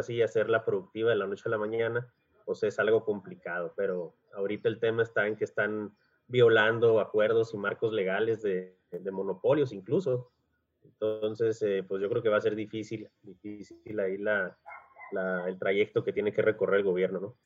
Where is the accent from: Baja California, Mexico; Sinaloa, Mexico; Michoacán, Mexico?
Baja California, Mexico; Mexicali; yo soy nacido en Mexicali, considerado de primera generación porque pues mis padres son, son de fuera, son de la ciudad de Monterrey. Eh, migraron a Mexicali y ya hicieron familia aquí.